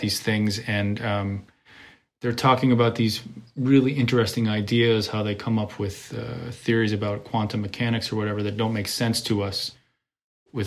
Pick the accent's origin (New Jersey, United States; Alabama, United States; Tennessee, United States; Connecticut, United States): Connecticut, United States; moved away; also born or lived in New York / Europe; when I grew up in Connecticut